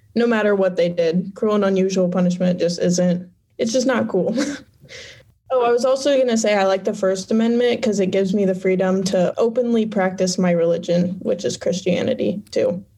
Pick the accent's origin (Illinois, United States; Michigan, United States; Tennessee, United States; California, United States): Illinois, United States; Fairbury; I was born and raised in Fairbury, Illinois